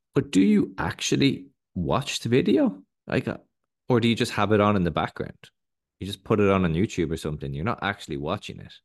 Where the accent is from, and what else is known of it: Ireland